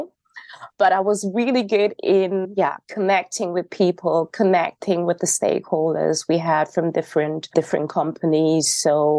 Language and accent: English; North Rhine-Westphalia, Germany; I was born and raised in Germany, in North Rhine-Westphalia to be exact